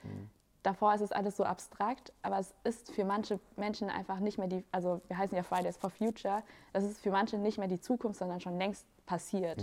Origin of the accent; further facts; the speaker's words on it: Germany; ich bin in Deutschland geboren